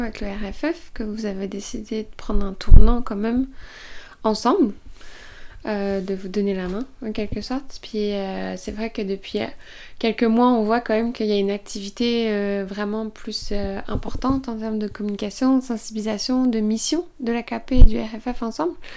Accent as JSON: {"language": "French", "area": "Estrie", "region": "Quebec", "country": "Canada", "said": "chez nous, en Estrie"}